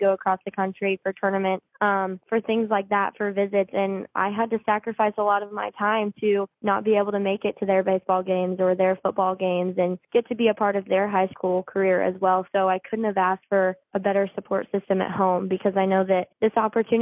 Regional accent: Oklahoma, United States; moved away as an adult; I'm from Oklahoma

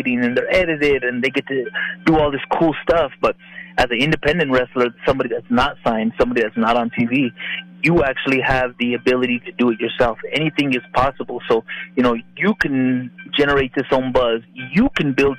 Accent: Albuquerque, New Mexico, United States; moved away as an adult; also born or lived in San Antonio, Texas; my hometown

